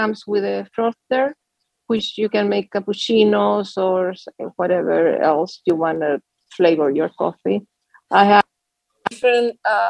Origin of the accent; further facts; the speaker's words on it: Pacific Palisades, California, United States; I'm from Pacific Palisades, California.